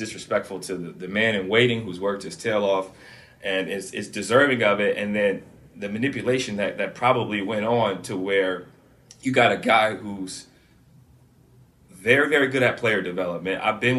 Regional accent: Canton, Ohio, United States; Yeah, so I grew up in Canton, Ohio, like you said before.

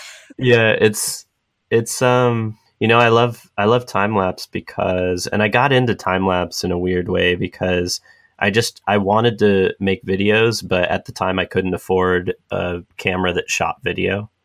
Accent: San Diego, California, United States; moved away as an adult; now in San Francisco, United States; I grew up in San Diego

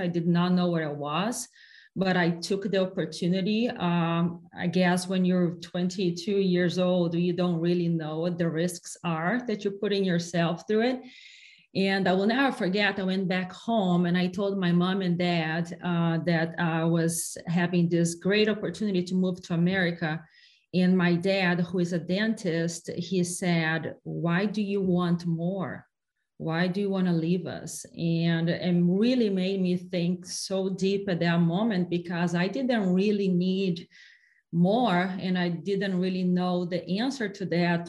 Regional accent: Brazil; English is a second language; moved away as an adult; also born or lived in capital of the south of Brazil; now in United States; I come from Brazil and I lived until I was 16 years old in a really tiny town in the middle of nowhere in Brazil

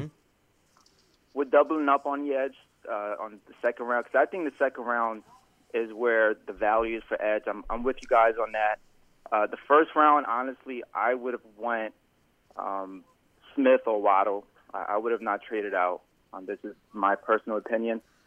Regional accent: Barbados; actually from Barbados

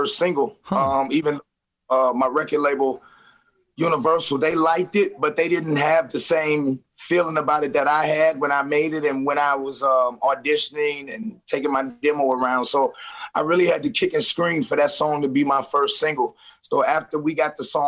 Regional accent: St. Louis, Missouri, United States; I'm from St. Louis.

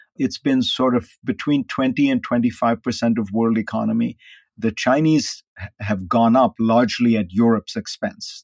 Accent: India; now in United States; I grew up in India

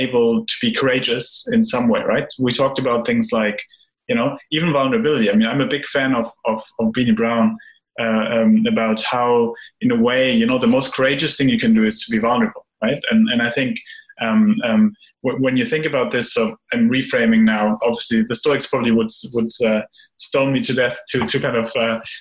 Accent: Germany; I grew up in a country where, you know, we get trained in the idea of avoid uncertainty, avoid ambiguity, plan everything. So I'm from Germany.

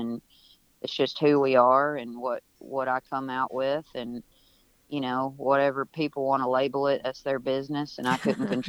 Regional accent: the South, United States; was born and raised in the South. It's my daily experience. I still live in a small town in Western Kentucky

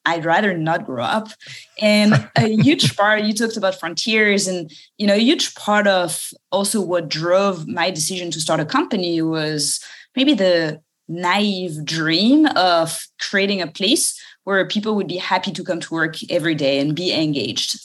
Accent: suburb of Paris, Île-de-France, France; English is a second language; moved away; maybe you can tell from my accent. I was uh, born in France, uh, in the suburb of Paris

